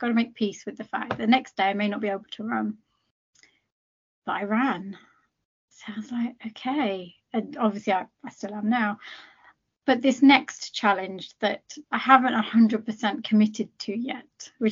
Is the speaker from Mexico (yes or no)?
no; United Kingdom; I am British, but I'm also Indian. That I can't change that, and nor do I want to. And I proudly represent where I come from. You know, I'm Punjabi